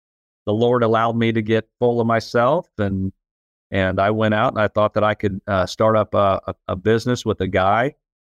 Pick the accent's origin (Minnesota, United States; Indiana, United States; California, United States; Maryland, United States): Indiana, United States; So I was born and raised in the Midwest in a small town in Indiana, pretty much a blue-collar town.